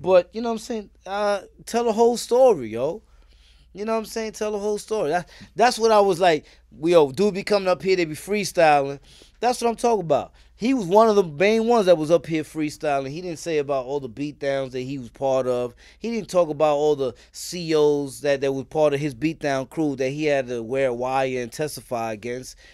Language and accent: English; New York City, New York, United States; also born or lived in Richmond Hill, Queens; I'm from East New York, Brooklyn